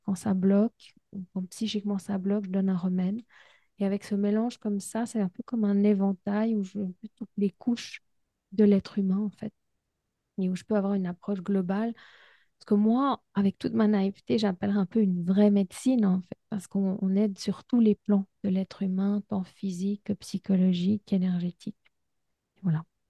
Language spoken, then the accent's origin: French; Switzerland; je suis suisse